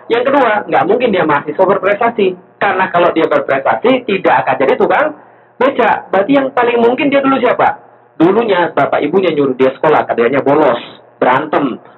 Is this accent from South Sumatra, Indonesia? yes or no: yes; Palembang, South Sumatra, Indonesia; moved away as an adult; also born or lived in Jakarta; 13 tahun berlalu dari Jakarta saya pergi ke Palembang, kota asal saya, hometown saya.